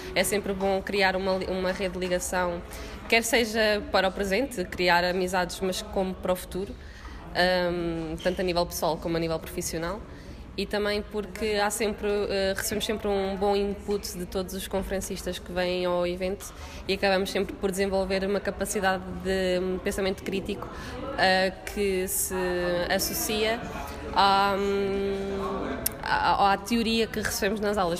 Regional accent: Coimbra, Centro, Portugal; eu sou de Coimbra

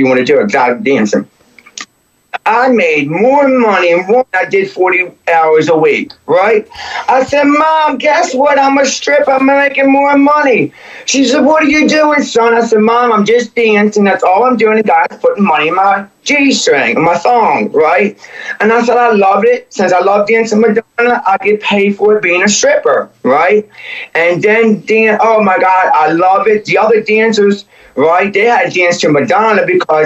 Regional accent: Baltimore, Maryland, United States; born or raised there; also born or lived in Glen Burnie, Maryland / Brooklyn Park, Maryland

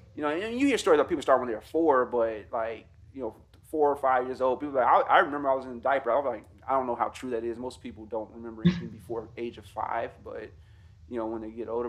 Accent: Gary, Indiana, United States; my hometown of Gary, Indiana

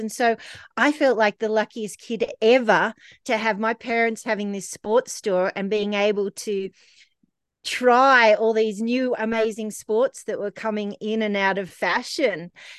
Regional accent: Canberra, Australian Capital Territory, Australia; So, I grew up in a ski shop from about the age of like one. My parents would take me to work every day. They had a sports store in Canberra

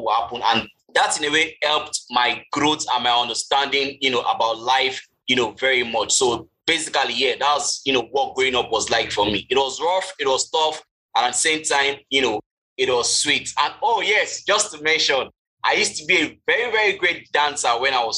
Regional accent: Lagos, Nigeria; I grew up in Festac Town

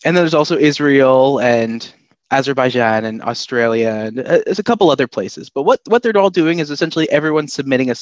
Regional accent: Canada; I am from Canada

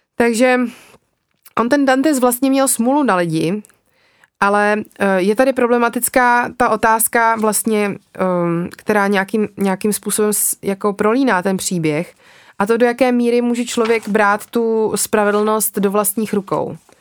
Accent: Czechia; u nás v Čechách

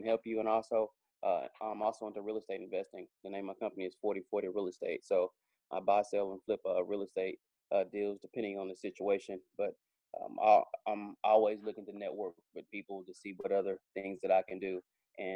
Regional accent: Dallas, Texas, United States; also born or lived in Georgia; I'm born and raised in Dallas, Texas.

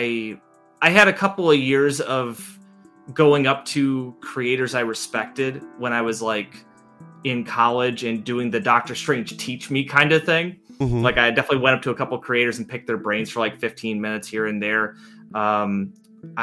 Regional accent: Ohio, United States; moved away; I'm from Ohio originally

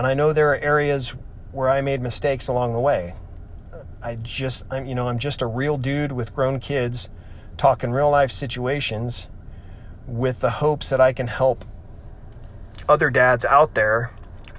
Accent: California, United States; I grew up in California, have lived here my whole life

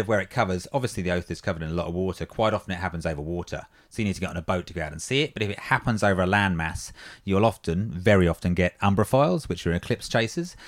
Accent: England, United Kingdom; now in Australia; as an Englishman

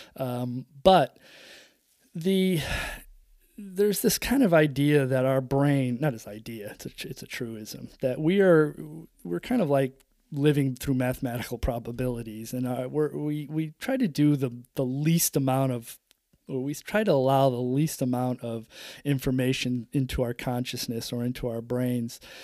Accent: upstate New York, United States; growing up in upstate New York in the seventies, the eighties

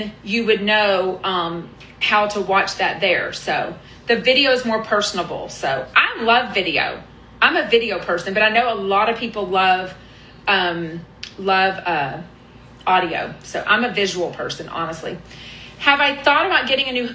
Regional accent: Houston, Texas, United States; I'm from Houston. I took Spanish from sixth grade all through college

